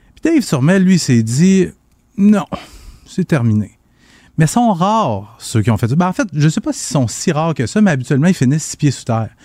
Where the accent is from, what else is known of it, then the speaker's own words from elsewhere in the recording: Quebec, Canada; ici, chez nous, au Québec